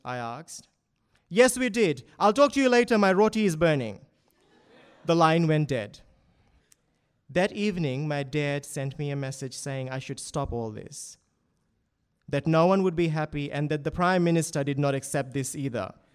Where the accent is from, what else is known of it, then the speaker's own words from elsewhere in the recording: Fiji; moved away as an adult; also born or lived in Townsville, Australia / Doomadgee, Australia; now in Sydney, Australia; my childhood growing up in Fiji